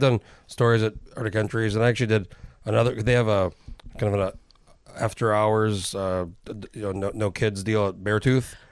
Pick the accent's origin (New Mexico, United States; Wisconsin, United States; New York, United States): New Mexico, United States; moved away; I grew up in New Mexico